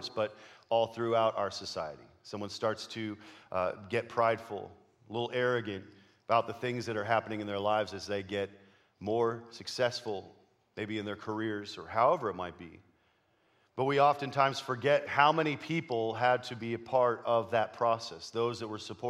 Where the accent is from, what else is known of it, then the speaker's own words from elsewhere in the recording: Canada; moved away; I grew up in Canada